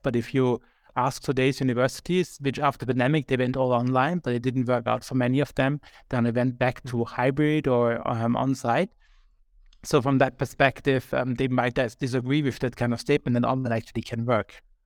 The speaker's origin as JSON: {"language": "English", "country": "Austria", "moved": "yes", "lives_now": "Berlin, Germany", "said": "I am from Austria."}